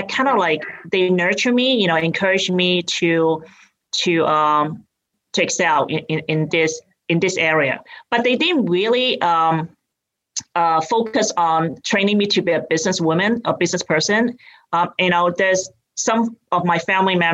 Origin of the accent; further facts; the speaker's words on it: Hong Kong; accent: British; moved away as an adult; now in United States; I grew up in Hong Kong and I came here when I went to college